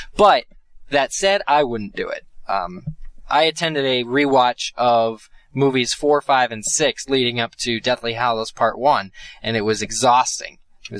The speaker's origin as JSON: {"language": "English", "town": "Reading", "region": "Pennsylvania", "country": "United States", "tie": "born or raised there", "said": "the IMAX in my hometown of Reading, Pennsylvania, is doing it, a rewatch."}